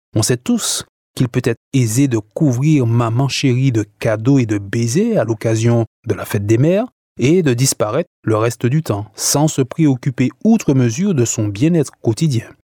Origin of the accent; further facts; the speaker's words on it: Martinique; chez nous en Martinique